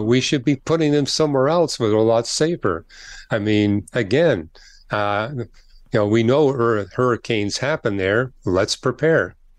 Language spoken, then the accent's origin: English; Canada; I'm from Canada